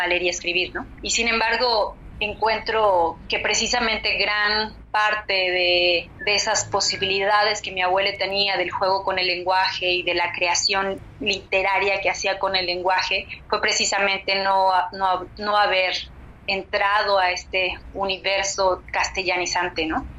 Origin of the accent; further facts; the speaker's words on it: Acatlán, Guerrero, Mexico; yo soy de Acatlán, que es una comunidad de aproximadamente 5.000, 6.000 habitantes eh, en el estado de Guerrero, en las faldas de la montaña baja del estado. Somos una comunidad náhuatl, yo nací y crecí aquí